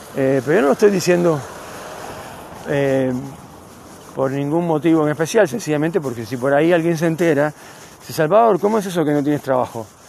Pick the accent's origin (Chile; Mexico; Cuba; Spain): Cuba; now in Neuquén, Argentina; vengo de Cuba, del calor.